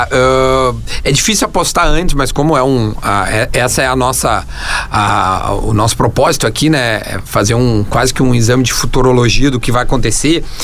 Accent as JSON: {"language": "Portuguese", "region": "South Region", "country": "Brazil", "said": "Eu falo o Grêmio porque a gente é aqui do Sul, então eu coloco o Grêmio como o protagonista."}